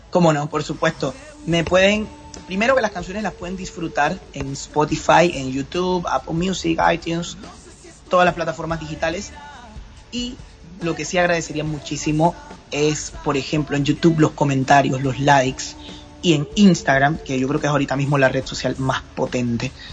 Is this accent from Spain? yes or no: no; Panama; aquí en Panamá